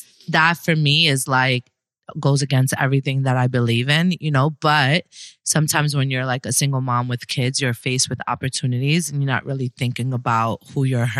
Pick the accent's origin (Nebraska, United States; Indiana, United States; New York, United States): New York, United States; New York City; now in Miami, United States; So I was born and raised in Brooklyn, New York, BK all day.